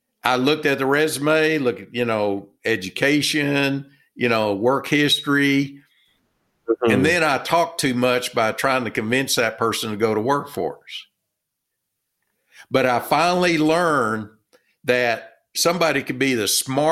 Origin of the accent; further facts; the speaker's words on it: Texas, United States; I'm from Texas